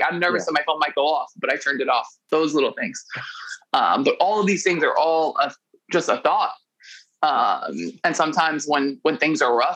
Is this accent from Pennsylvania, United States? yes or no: no; New York City, New York, United States; moved away as an adult; now in Italy; I grew up in New York City in the late 2000s